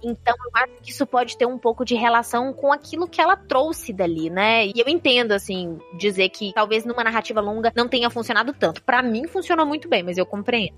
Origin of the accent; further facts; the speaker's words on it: Minas Gerais, Brazil; do time dos mineiros aqui